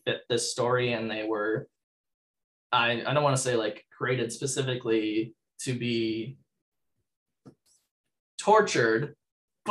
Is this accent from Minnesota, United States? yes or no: yes; Minnesota, United States; I'm from Minnesota